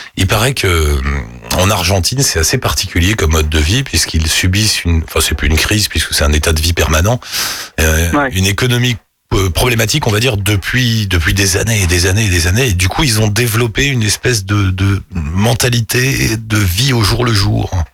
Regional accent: France; moved away as an adult; now in Australia; je ne suis pas française de passage en Australie, mais je suis installée en Australie

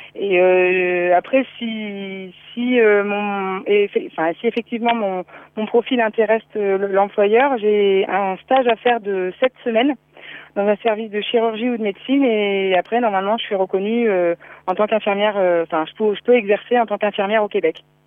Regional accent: Ch'ti, Hauts-de-France, France; moved away as an adult; now in Réunion, France; je suis ch'ti

